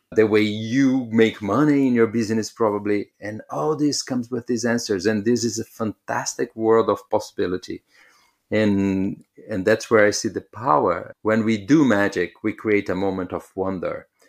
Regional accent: São Paulo, Brazil; moved away; I come from Brazil, so I used to live in São Paulo

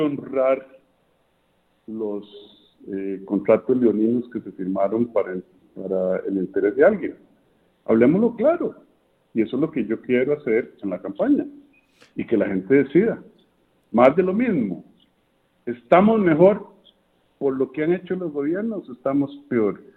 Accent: Costa Rica

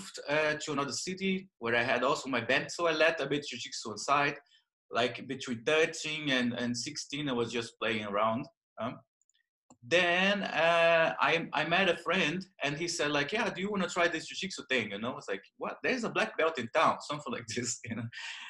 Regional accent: Belém, Pará, Brazil; English is a second language; moved away; as you can notice by my accent, I'm Brazilian, right? So I was born in the north of Brazil. Like my town is called Belém

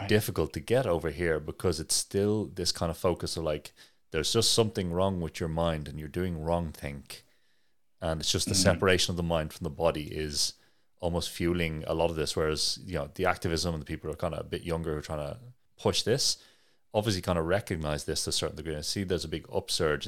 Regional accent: Ireland; where I'm from Ireland, there's a big focus on mental health activism

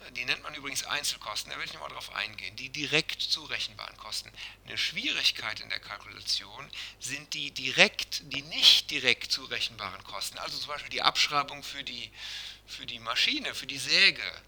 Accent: Germany; bei uns in Deutschland

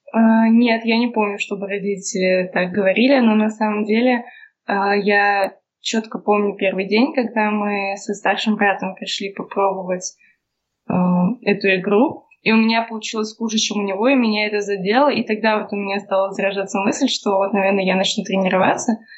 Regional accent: Nizhny Novgorod, Nizhny Novgorod Oblast, Russia; мы все из Нижнего Новгорода, и все какое-то время вместе тренировались

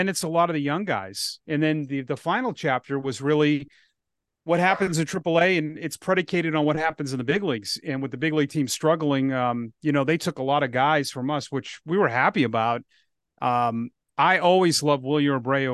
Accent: Ashland, Massachusetts, United States; also born or lived in Grafton, Massachusetts; I grew up in Ashland, which is close.

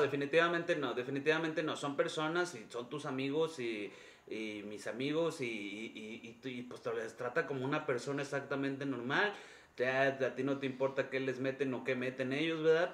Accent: Mexico; aquí en México

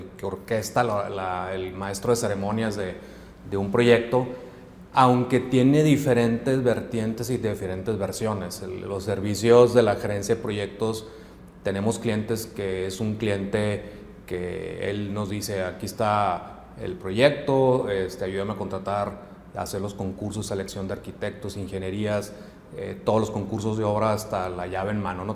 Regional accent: Hermosillo, Sonora, Mexico; moved away as an adult; now in Monterrey, Mexico; yo soy originario de Hermosillo, yo llegué aquí a Monterrey a estudiar al TEC de Monterrey

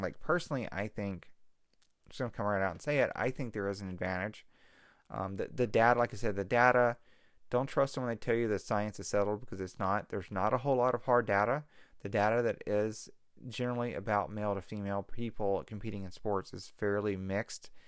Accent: Mississippi Delta, United States; now in California, United States; I'm from the Mississippi Delta

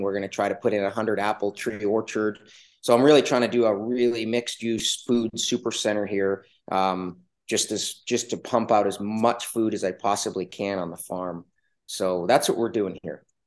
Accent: Canada; now in Alaska, United States; I was originally actually from Canada. I grew up in the Yukon Territory in British Columbia

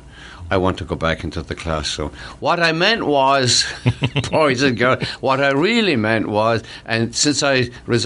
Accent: Ireland; moved away as an adult; now in United States; I came from Ireland carrying strange baggage, the poverty, my father's alcoholism, and so on

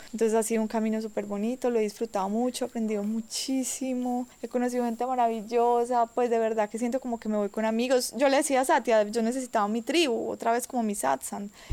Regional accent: Quindío, Colombia; also born or lived in Medellín; yo vengo de Colombia, el Quindío, la región cafetera.

